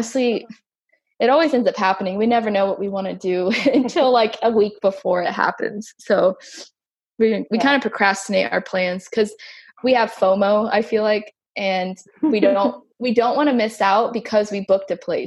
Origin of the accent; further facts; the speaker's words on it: United States; as an American